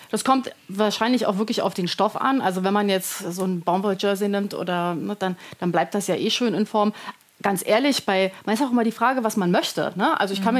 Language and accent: German; Berlin, Germany; now in near Frankfurt, Germany; ich wohne in der Nähe von Frankfurt. Genau, bin aber geborene Berlinerin.